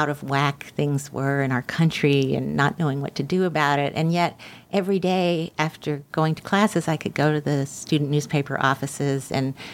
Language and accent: English; Birmingham, Alabama, United States; moved away as an adult; I was from Birmingham, I wanted to go back to where I was from